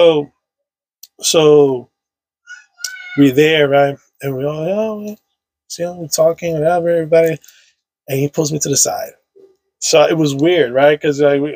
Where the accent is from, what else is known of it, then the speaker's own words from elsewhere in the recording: New York City, New York, United States; I grew up on Sherman Ave between 167 and 164